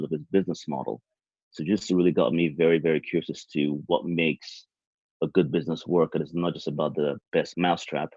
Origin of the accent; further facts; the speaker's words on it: Nigeria; moved away; also born or lived in United Kingdom / United States; I was born in Nigeria, then moved to the UK to go to school, then the US